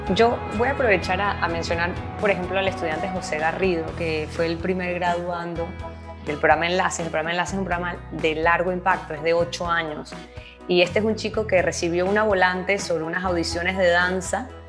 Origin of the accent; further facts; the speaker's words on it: Panama; nací en Panamá, soy hija de dos inmigrantes